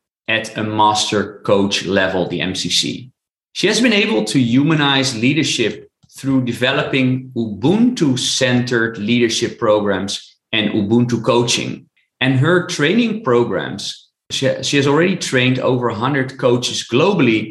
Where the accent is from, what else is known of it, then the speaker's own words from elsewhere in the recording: Netherlands; I'm from the Netherlands in Europe